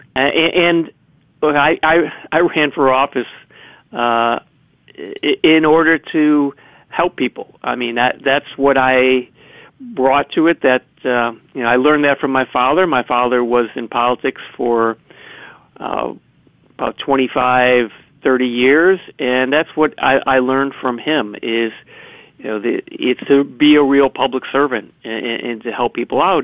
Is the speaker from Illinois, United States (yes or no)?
yes; Chicago, Illinois, United States; I'm from the Southwest side of Chicago